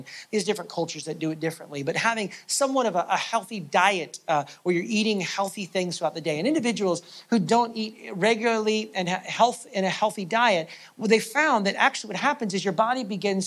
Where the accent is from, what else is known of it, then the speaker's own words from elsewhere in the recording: United States; moved away as an adult; now in Canada; I'm American, and so in the American church, I mean, I've been in Canada now for 8 years.